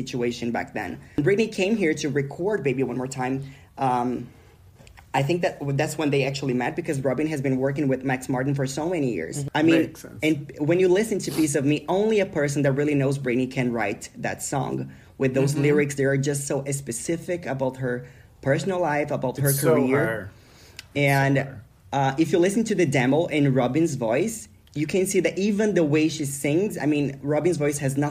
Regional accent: Brazil; now in Sweden; I'm from Brazil.

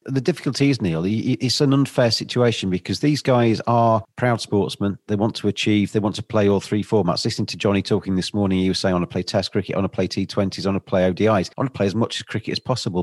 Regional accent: England, United Kingdom; I'm obviously English

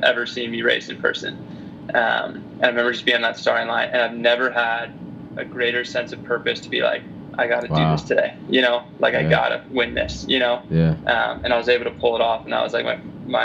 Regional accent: United States; me growing up in the States

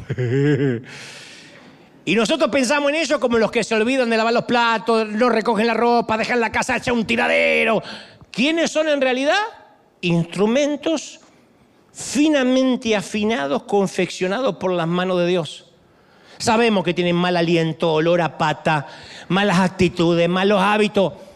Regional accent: Argentina; en Argentina, en mi país

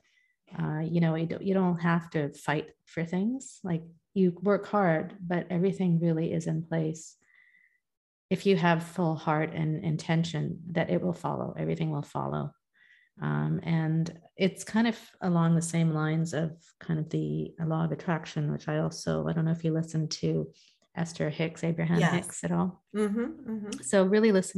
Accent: India; I'm a Hindu, I'm Indian

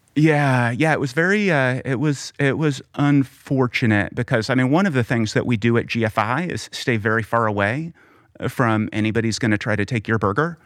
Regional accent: Oklahoma, United States; growing up in Oklahoma

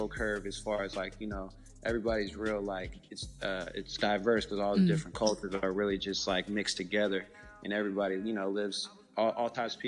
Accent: Alameda, California, United States; I'm from Alameda, California, which is in the Bay Area

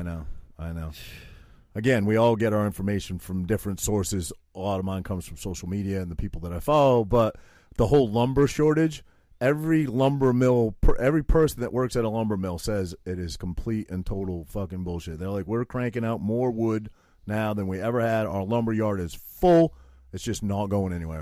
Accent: Maine, United States; I had to wear suspenders and flannel shirts as a prequest, prerequisite for growing up in Maine

